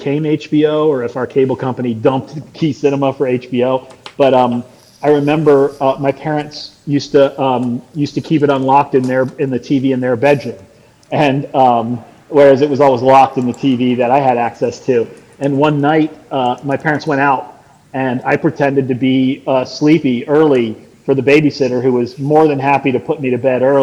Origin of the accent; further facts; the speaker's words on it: South Florida, United States; I also was born and raised in Florida